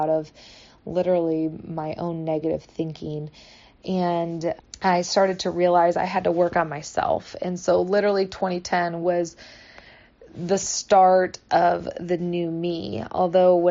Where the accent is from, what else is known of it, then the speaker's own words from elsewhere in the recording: Michigan, United States; now in California, United States; I grew up in Michigan